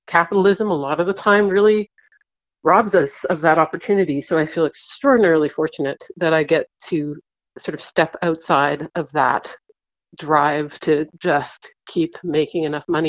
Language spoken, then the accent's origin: English; East Coast, Canada; moved away; growing up on the East Coast, I spent a lot of time as a kid just staring into tidal pools